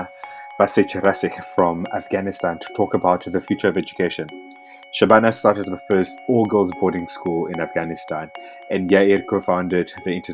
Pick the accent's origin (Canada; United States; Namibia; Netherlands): Namibia; Windhoek, Khomas; where I'm from Namibia, Windhoek